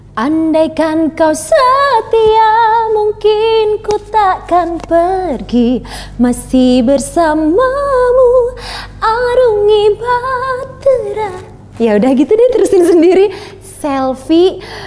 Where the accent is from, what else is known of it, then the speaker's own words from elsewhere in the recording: Java, Indonesia; aku orang Jawa